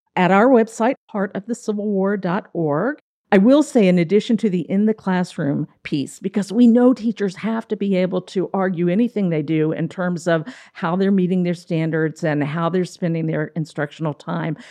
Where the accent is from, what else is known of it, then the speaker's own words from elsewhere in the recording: Frederick, Maryland, United States; moved away as an adult; also born or lived in Savannah, Georgia; I did grow up in Frederick